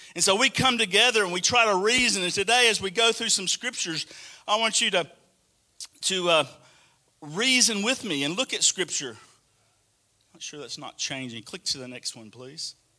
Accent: Alabama, United States; moved away as an adult; also born or lived in Atlanta, Georgia; now in Australia; I still kind of felt like Alabama was home.

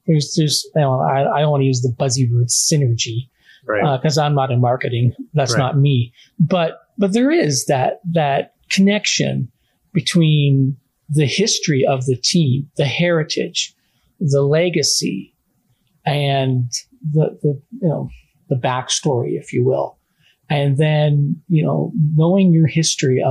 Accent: Canada; a Canadian documentary filmmaker

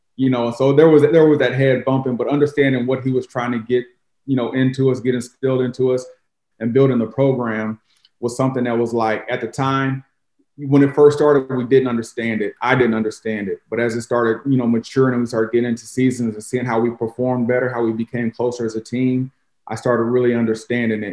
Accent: Jefferson City, Missouri, United States; moved away as an adult; also born or lived in Chicago, United States / Tennessee, United States; now in St. Louis, United States; growing up in Jeff City

